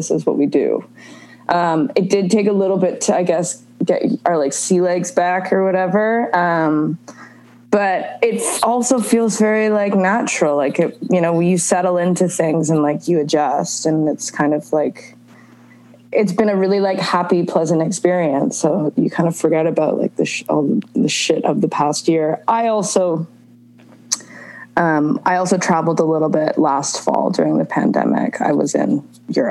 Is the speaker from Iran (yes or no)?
no; Canada; Canadian, obviously